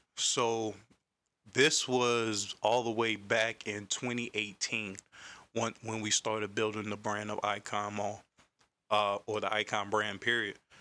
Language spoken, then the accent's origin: English; Raleigh, North Carolina, United States; I'm from Carolina, Raleigh to be exact, South Side to be exact